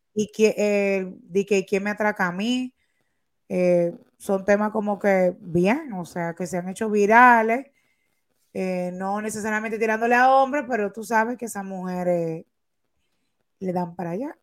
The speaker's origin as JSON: {"language": "Spanish", "country": "Dominican Republic", "said": "nosotros como dominicanos"}